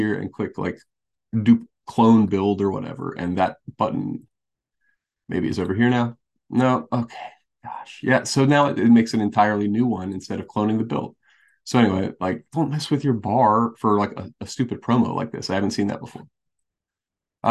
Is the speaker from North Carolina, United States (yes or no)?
yes; North Carolina, United States; I'm from Carolina. It's a Homer thing, but I'm from North Carolina